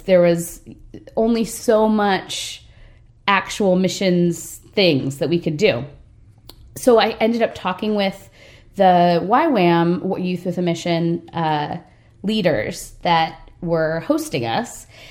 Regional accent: Redondo Beach, California, United States; I'm from Redondo Beach, California, which is a little bit west of downtown LA. And uh, grew up in a pastor's house

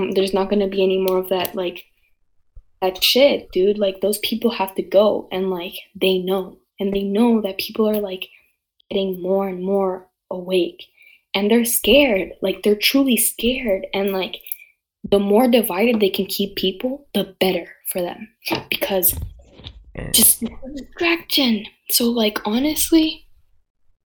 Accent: Canada; also born or lived in Nicaragua (family); I'm Canadian

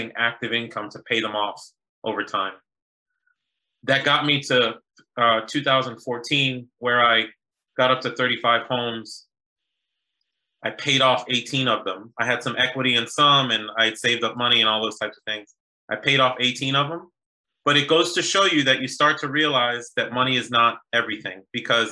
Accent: Boston, Massachusetts, United States; also born or lived in New York / Haiti (family) / University of Virginia; now in Washington, D.C., United States; I was born in New York, raised in Boston, live in DC now by way of University of Virginia

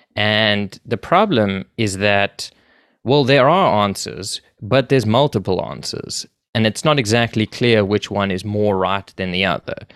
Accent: Johannesburg, Gauteng, South Africa; moved away as an adult; now in Toronto, Canada; I grew up in South Africa, in Johannesburg

